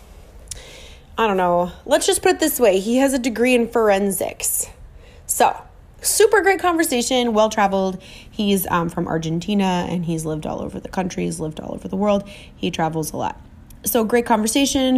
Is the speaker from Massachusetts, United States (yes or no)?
no; Minnesota, United States; I'm too Minnesotan